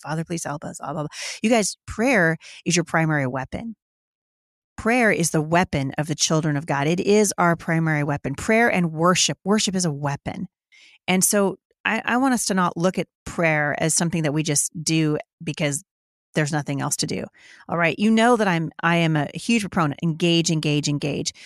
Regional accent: Battle Ground, Washington, United States; my hometown here in Battleground, Washington

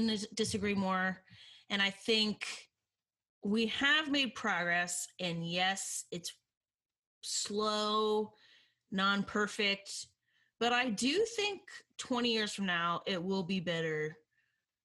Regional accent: United States; also born or lived in Oklahoma / Alabama; now in Chicago, United States; I grew up in Oklahoma and Alabama

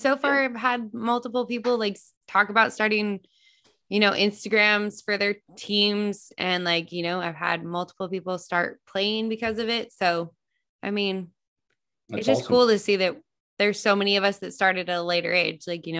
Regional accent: United States; now in Dallas, United States; I was originally from Lake Tahoe. So now we're here.

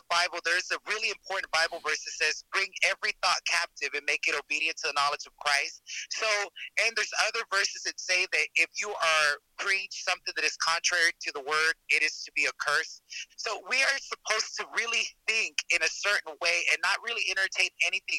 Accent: Dallas, Texas, United States; I'm from Texas. I'm from Dallas, Texas

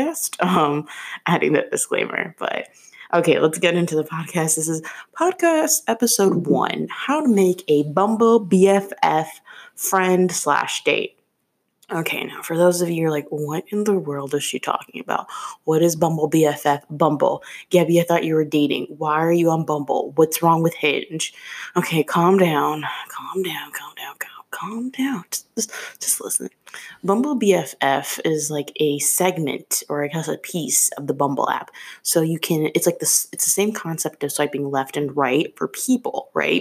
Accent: Chicago, Illinois, United States; moved away as an adult; now in Philadelphia, United States; I'm originally from Chicago, and I moved to Philly like 2 years ago. And I use this app in Chicago as well, even though that's where I was born and raised

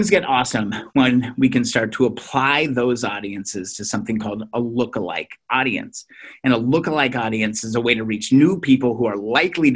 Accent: Minnesota, United States; I'm from Minnesota

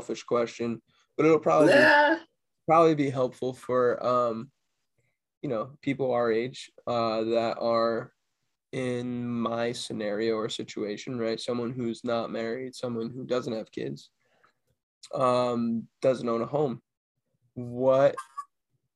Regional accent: Cranston, Rhode Island, United States; moved away as an adult; Cambodian food that I grew up with in the Rhode Island, like Providence line. I mean, the Cranston, Rhode Island line.

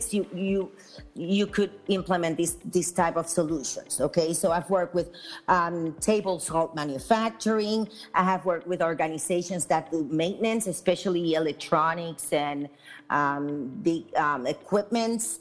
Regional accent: Puerto Rico; I am from Puerto Rico, and in Puerto Rico, we have a lot of manufacturing facilities

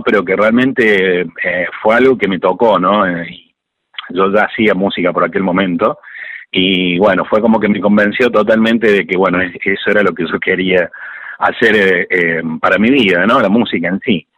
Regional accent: Córdoba, Argentina; nosotros somos de aquí de Córdoba, capital

